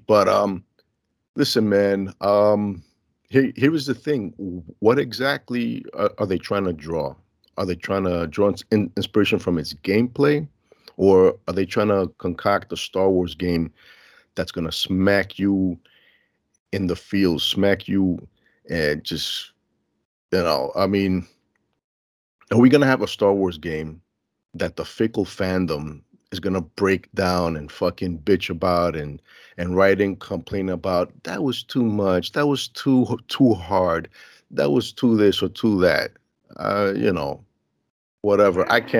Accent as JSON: {"language": "English", "town": "Elmhurst", "country": "United States", "tie": "born or raised there", "said": "I was born and raised in Elmhurst, so it's a similar smell, you know?"}